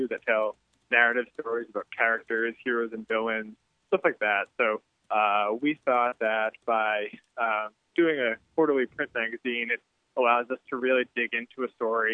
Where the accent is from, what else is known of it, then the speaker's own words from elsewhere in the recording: Arlington, Massachusetts, United States; moved away as an adult; now in New York, United States; I'm from Arlington, the Boston area. So when you grow up in Boston, playing hockey is kind of second nature. So I played throughout as a kid.